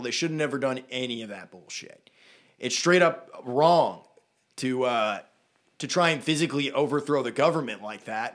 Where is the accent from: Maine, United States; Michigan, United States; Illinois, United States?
Maine, United States; Brunswick; We grew up in Brunswick. Very liberal place